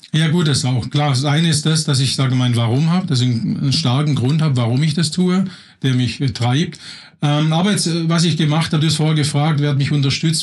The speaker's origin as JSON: {"language": "German", "area": "Swabian household", "region": "Baden-Württemberg", "country": "Germany", "tie": "born or raised there", "also_born_or_lived": "Berlin", "moved": "as an adult", "said": "ich komme aus einem erzkonservativen schwäbischen Haushalt, scharfe, scharfe Häuslebauer"}